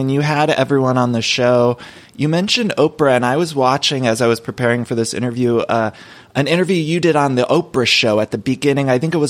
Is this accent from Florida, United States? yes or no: no; Solon, Ohio, United States; moved away as an adult; now in Los Angeles, United States; I grew up in Ohio